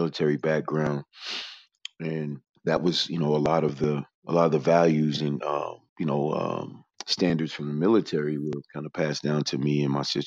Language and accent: English; Big Stone Gap, Virginia, United States; moved away as an adult; now in Los Angeles, United States; I left home at 17. I'm 41 years old, man. So, I'm from VA, man. It's just a southwestern corner.